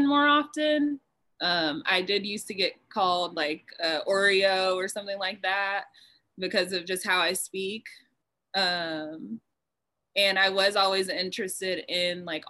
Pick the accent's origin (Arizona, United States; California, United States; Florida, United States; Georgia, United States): Georgia, United States; Cobb County, metro Atlanta; I grew up in the metro area. So if you're from out of town, I'd say I was from Atlanta, but I grew up in Cobb County.